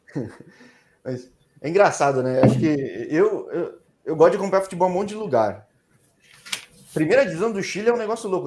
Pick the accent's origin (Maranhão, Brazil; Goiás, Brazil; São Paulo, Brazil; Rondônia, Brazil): São Paulo, Brazil; eu sou de São Paulo